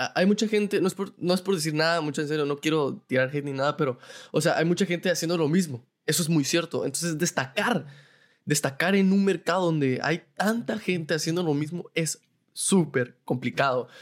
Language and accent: Spanish; Guatemala